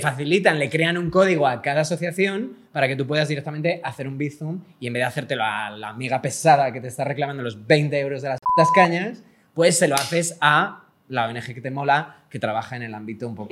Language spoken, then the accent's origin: Spanish; Spain